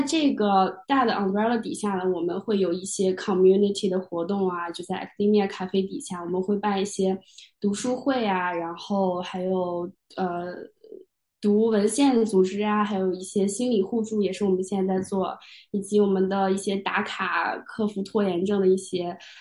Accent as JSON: {"language": "Chinese", "country": "China", "moved": "as an adult", "said": "我自己作为一个亚裔，作为一个中国人，作为一个国际学生"}